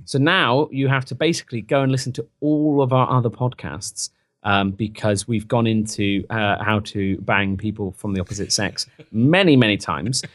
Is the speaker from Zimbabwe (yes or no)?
no; England, United Kingdom; now in United States; I'm from England